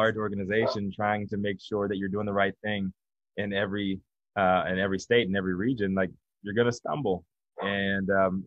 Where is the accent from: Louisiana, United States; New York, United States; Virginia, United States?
Virginia, United States; now in Los Angeles, United States; I'm from Virginia